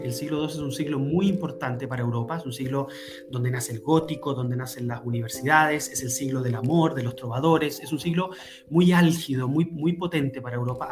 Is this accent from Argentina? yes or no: no; Chile; pues soy chileno.